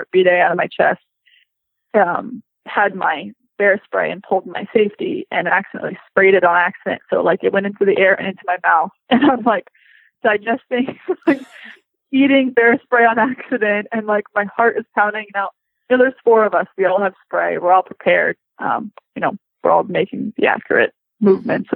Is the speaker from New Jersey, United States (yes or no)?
no; Florida, United States; moved away; also born or lived in Hawaii; I grew up in Florida